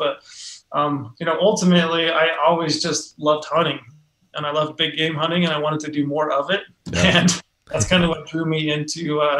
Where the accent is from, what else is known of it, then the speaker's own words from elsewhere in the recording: Southern Utah, United States; I grew up hunting in the West. my dad and mom, they moved from Indiana. And when they first moved out here, they moved to this little town in Southern Utah.